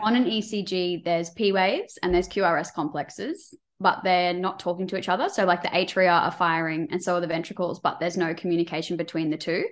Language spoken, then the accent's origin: English; Queensland, Australia; I'm from Queensland